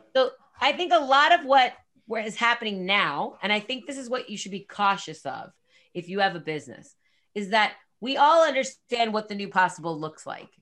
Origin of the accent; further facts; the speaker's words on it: New Jersey, United States; I'm from Jersey